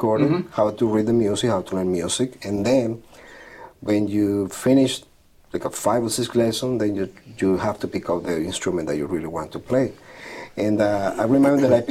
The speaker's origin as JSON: {"language": "English", "town": "Villa de Cura", "region": "Aragua", "country": "Venezuela", "tie": "born or raised there", "moved": "as an adult", "lives_now": "New York, United States", "said": "grew up in a very small town in Venezuela, Villa de Cura, which is about 2.5 hours from Caracas"}